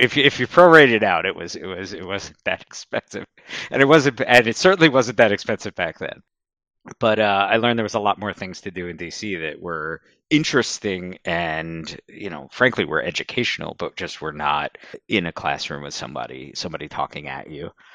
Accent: Southern New Jersey, United States; moved away as an adult; also born or lived in Washington, D.C.; now in Philadelphia, United States; I grew up in Southern New Jersey and then moved across the river to Philadelphia twenty-some-odd years ago.

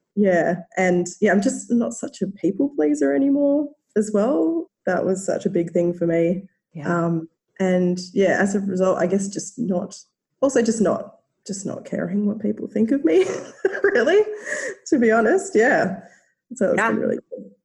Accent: Australia; accent: Australian; as you can probably tell by my accent, live in Australia

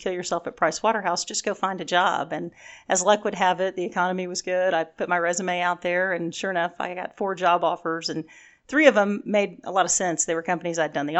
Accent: Houston, Texas, United States; also born or lived in Dallas, Texas; I grew up in Houston and then have been in Dallas now for 28 years.

